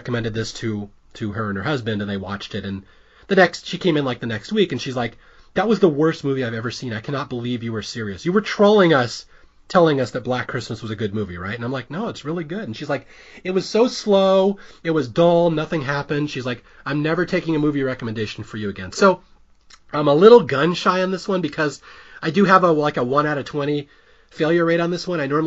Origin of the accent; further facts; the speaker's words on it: Seattle, Washington, United States; I'm also from Seattle